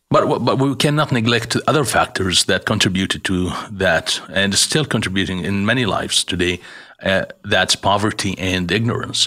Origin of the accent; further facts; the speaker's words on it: Jordan; moved away as an adult; I was born in Jordan